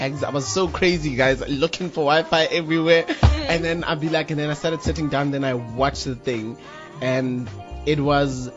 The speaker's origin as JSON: {"language": "English", "country": "Lesotho", "moved": "yes", "lives_now": "South Africa", "said": "Originally, I'm from Lesotho."}